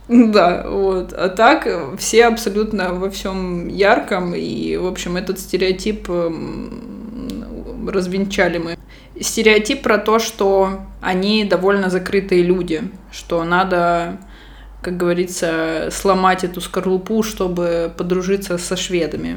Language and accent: Russian; Russia; now in Barcelona, Spain; из России, я говорю, из России